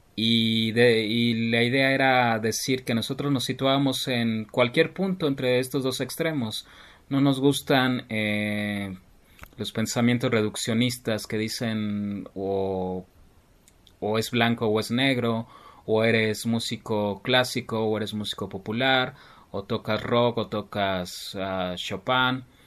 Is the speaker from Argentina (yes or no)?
no; Mexico City, Mexico; soy del Distrito Federal